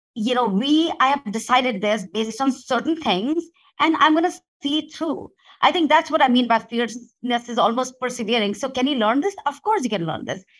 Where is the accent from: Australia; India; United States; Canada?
India; moved away; when I was growing up in India.